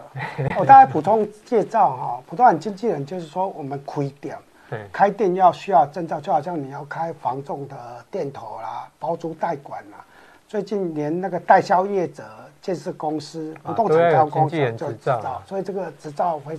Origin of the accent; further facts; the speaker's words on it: Yilan, Yilan County, Taiwan; 我来自冬天常常下雨的宜兰。